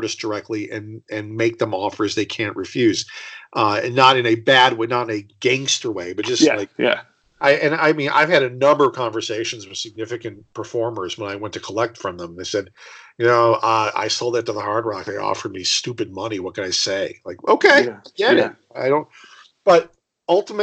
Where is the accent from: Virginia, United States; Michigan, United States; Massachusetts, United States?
Michigan, United States; Detroit; I grew up in Detroit